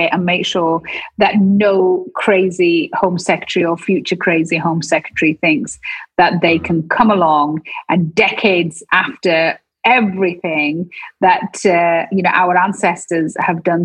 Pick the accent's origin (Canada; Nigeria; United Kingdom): United Kingdom; we as British people